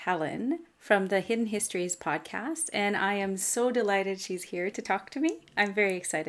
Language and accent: English; Canada; not all topics here are Canadian, but I am. … I'm a Francophone from Canada